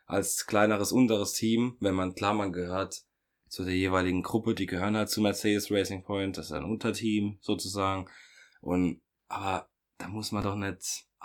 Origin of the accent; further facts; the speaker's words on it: Germany; Bei uns in Deutschland